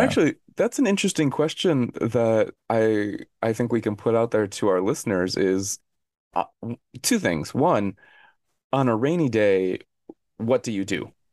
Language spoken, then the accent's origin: English; Arizona, United States; moved away as an adult; now in South Korea; I grew up in Arizona, and Arizona is a desert